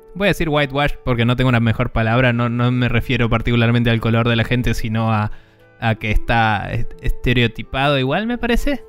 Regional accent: Buenos Aires, Argentina; siendo un porteño de mierda

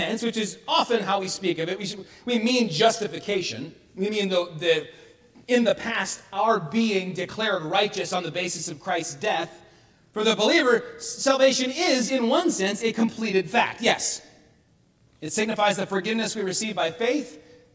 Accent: Bay City, United States; growing up in American Baptist Church in Bay City, where I grew up

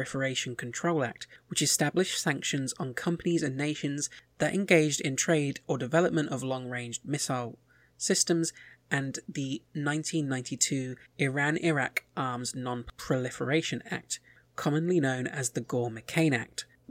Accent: United Kingdom

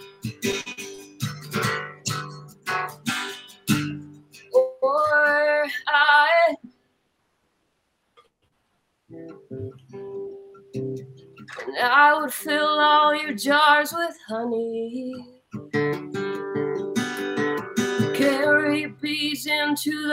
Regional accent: Clarksburg, West Virginia, United States; I grew up in the Clarksburg Bridgeport area

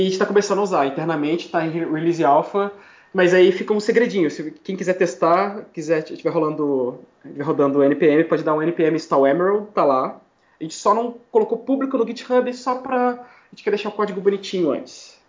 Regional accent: Brazil; moved away as an adult; also born or lived in Miami, United States; now in New York, United States

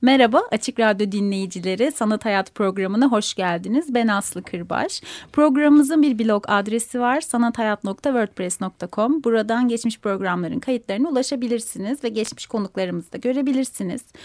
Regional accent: Istanbul, Turkey; also born or lived in Ankara; ben İstanbul'uyum Yedi sene Ankara'da kaldım.

